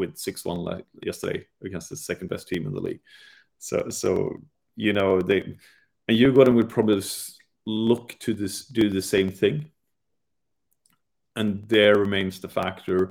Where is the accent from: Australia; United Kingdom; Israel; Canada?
United Kingdom; England; being English and Europeans